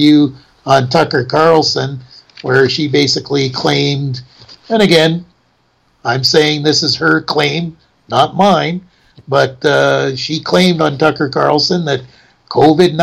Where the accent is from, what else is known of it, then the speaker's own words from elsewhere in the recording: Canada; we're Canadian in citizenship